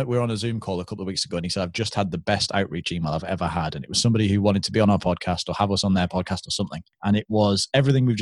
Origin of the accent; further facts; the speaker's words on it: United Kingdom; because we're British